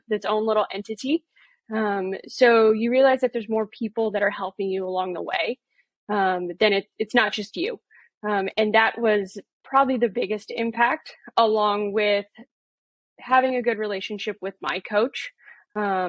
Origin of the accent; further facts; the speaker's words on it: Oceanside, California, United States; also born or lived in Portland, Oregon; I am born and raised in Oceanside. So from good old sunny California